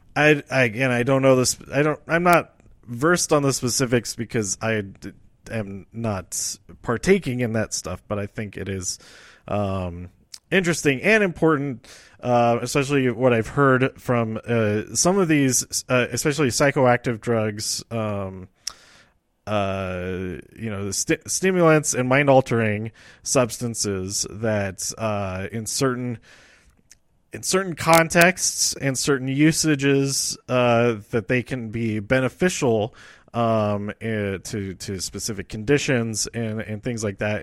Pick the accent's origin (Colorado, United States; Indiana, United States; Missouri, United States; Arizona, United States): Colorado, United States; Denver; I lived here all my life